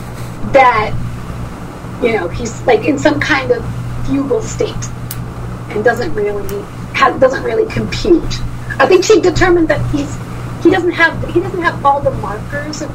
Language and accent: English; Portugal; I come from Portugal, so most teenage boys are pretty facially hairy because it's just an ethnic thing